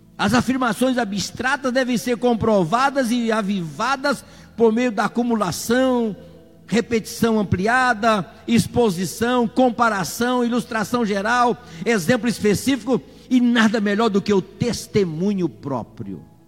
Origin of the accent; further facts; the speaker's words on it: Brazil; Nós somos queira ou não, somos brasileiros